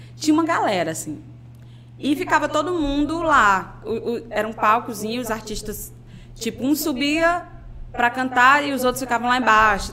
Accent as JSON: {"language": "Portuguese", "town": "Fortaleza", "region": "Ceará", "country": "Brazil", "also_born_or_lived": "Paraíba", "moved": "yes", "lives_now": "João Pessoa, Brazil", "said": "sou de Fortaleza. Sou de um bairro chamado José Walter"}